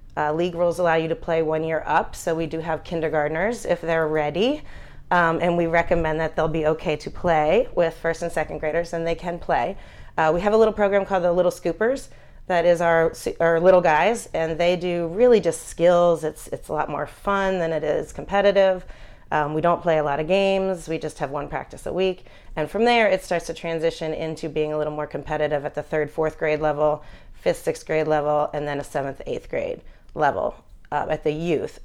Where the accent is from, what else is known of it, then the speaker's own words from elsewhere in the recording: Philadelphia, Pennsylvania, United States; I grew up in Philadelphia, following Philadelphia sports